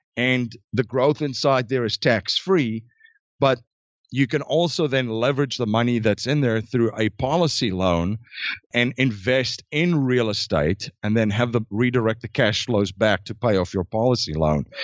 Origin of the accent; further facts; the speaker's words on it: South Africa; I was born in South Africa, born and raised, and grew up